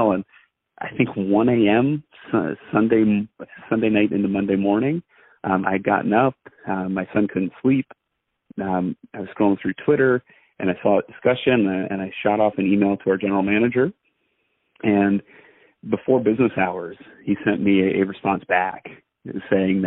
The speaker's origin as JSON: {"language": "English", "town": "Allentown", "region": "Pennsylvania", "country": "United States", "tie": "born or raised there", "said": "I'm in Allentown. That's my hometown"}